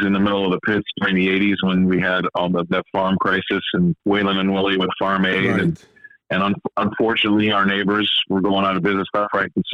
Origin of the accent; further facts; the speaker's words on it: Chicago, Illinois, United States; moved away as an adult; also born or lived in Des Moines, Iowa / Lake Minnetonka / London; we grew up in Chicago, went to high school in Chicago